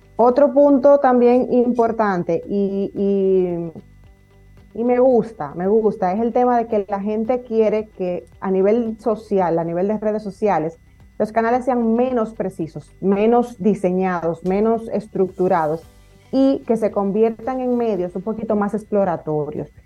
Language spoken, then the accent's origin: Spanish; Dominican Republic